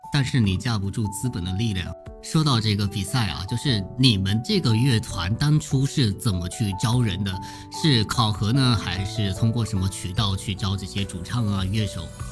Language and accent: Chinese; Zhangzhou, Fujian, China; 现在可以加一个福建漳州的靓仔